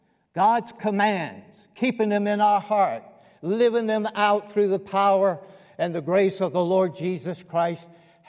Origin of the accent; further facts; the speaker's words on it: Columbus, Georgia, United States; also born or lived in Kentucky / North Carolina / Alabama; I was born in Columbus, Georgia." You might pick up on that. And I lived in Georgia 18 years of my life. Kentucky, 18 years. North Carolina, 18 years. 8 years in Alab